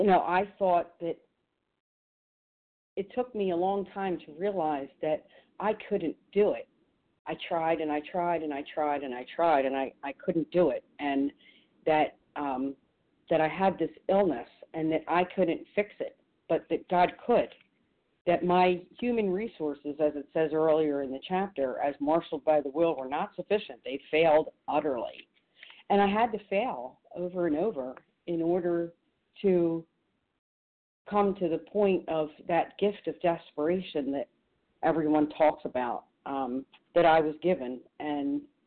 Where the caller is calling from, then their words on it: New Jersey, United States; also born or lived in Chicago; from New Jersey. Actually, I'm calling from Chicago.